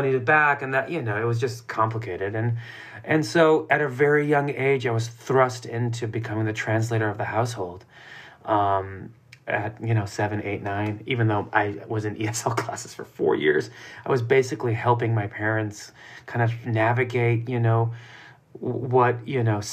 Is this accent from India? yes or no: no; United States; also born or lived in Iran; being an immigrant growing up in the United States.